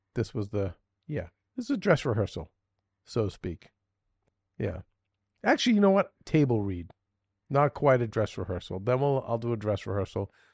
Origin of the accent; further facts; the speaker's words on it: Boston, Massachusetts, United States; accent: slight Boston; my slight Boston accent